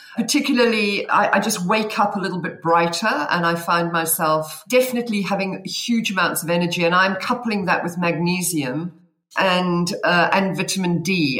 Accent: South Africa; accent: South African; now in Cheltenham, United Kingdom; You should be able to tell my accent because I think I'm the only South African in the room.

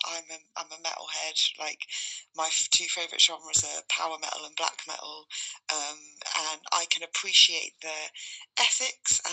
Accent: Bristol, South West England, United Kingdom; now in London, United Kingdom; we're originally from Bristol

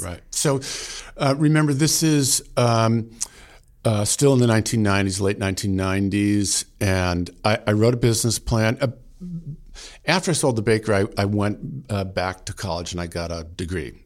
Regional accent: outside Boston, Massachusetts, United States; now in Vermont, United States; I grew up outside Boston, you know, Italian American family

